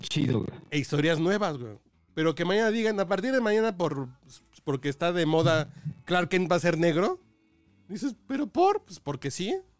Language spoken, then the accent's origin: Spanish; Mexico City, Mexico; soy mexicano, cabrón, soy de Tacubaya, soy más pinche barrio que otra cosa